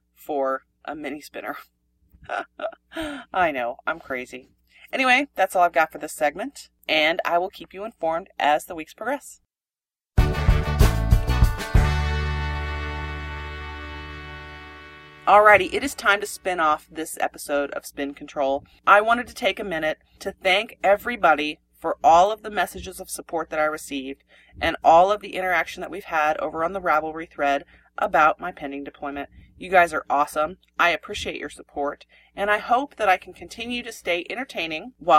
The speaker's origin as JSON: {"language": "English", "region": "Pennsylvania", "country": "United States", "moved": "yes", "said": "we're from Pennsylvania"}